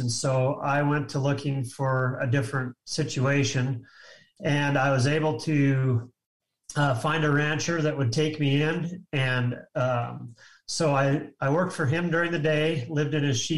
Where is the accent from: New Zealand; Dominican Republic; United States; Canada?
United States; the Palouse, Eastern Washington State; moved away as an adult; I grew up in Eastern Washington State in the Palouse